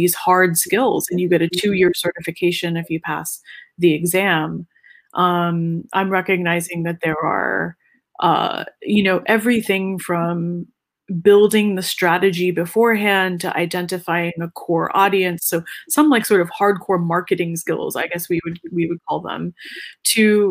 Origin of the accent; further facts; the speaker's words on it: North Carolina, United States; North Carolina, my home state